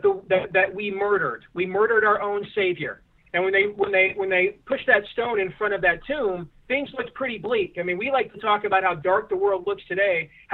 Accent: New York, United States; also born or lived in Boston; because I live on the East Coast and I'm from New York and Boston and I went to St. Anthony's, I'm Catholic.

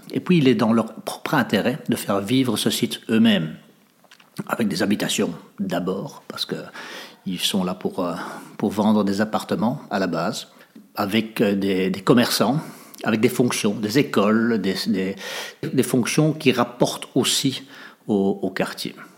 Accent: Netherlands; moved away as an adult; also born or lived in Africa / Indonesia / France; now in Molenbeek, Belgium; j'ai grandi en Hollande

